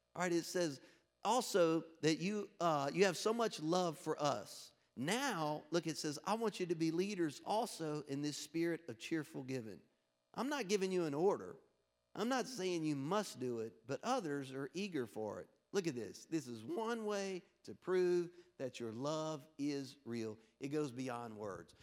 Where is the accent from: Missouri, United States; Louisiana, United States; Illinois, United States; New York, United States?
Louisiana, United States; moved away; I'm from Louisiana originally.